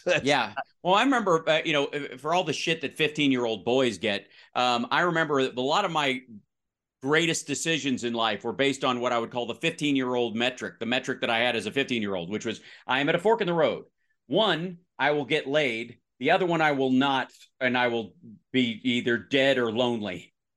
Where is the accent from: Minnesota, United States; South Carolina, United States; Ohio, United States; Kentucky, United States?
Kentucky, United States; now in Los Angeles, United States; I grew up in the South, one road, 46 people